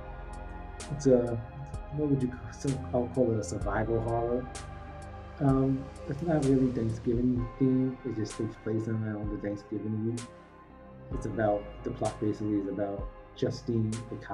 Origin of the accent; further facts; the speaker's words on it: New York City, New York, United States; my hometown, Staten Island, Shaolin